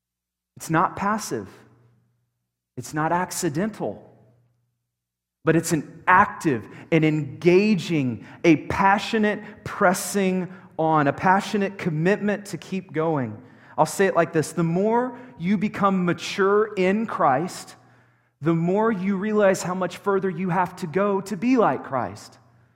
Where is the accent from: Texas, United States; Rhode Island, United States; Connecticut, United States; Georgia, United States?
Texas, United States; Dallas; now in Colorado Springs, United States; I came from Dallas, where we have nothing. Nothing.